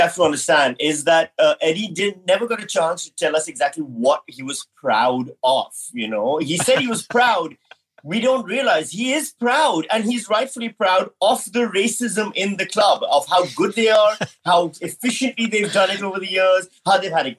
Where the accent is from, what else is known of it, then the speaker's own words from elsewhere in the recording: Pakistan; now in Australia; I'm from Pakistan